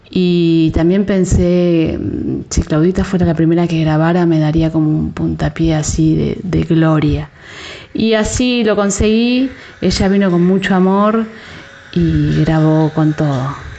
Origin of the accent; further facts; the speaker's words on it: Buenos Aires Province, Argentina; yo soy una persona de conurbano, ¿no? Como que bonaerense